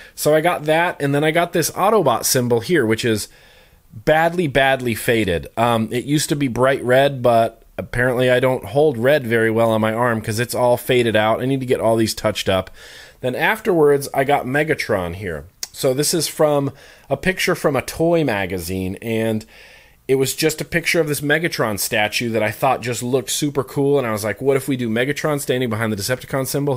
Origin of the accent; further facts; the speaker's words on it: Northern Nevada, United States; I grew up in Northern Nevada